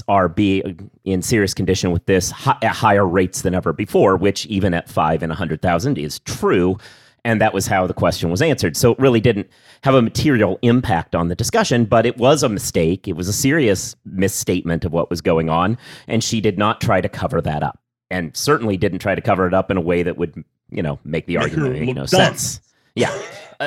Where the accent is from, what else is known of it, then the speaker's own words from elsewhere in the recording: Midwest and West Coast, United States; accent: Midwest and West Coast; first language English; My accent is drawn largely from the Midwest and West Coast